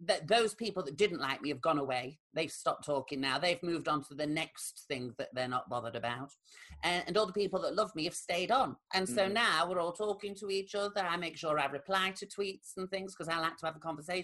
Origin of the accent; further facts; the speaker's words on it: Rotherham, Yorkshire and the Humber, United Kingdom; my hometown of Rotherham